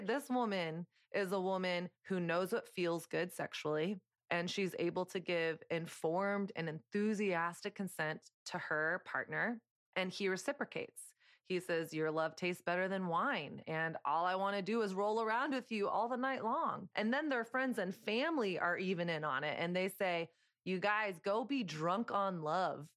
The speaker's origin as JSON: {"language": "English", "region": "the South", "country": "United States", "tie": "born or raised there", "moved": "as an adult", "lives_now": "New York City, United States", "said": "I grew up in Southern conservative culture"}